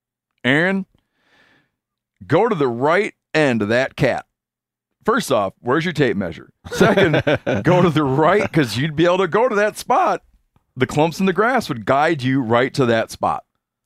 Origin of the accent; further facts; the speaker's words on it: Connecticut, United States; You see, my home state is in Connecticut.